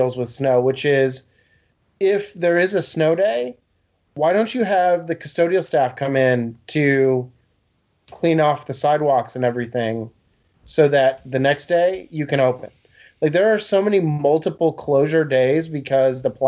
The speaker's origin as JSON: {"language": "English", "region": "Massachusetts", "country": "United States", "tie": "born or raised there", "moved": "yes", "lives_now": "Virginia, United States", "said": "growing up in New England, where I grew up in Massachusetts"}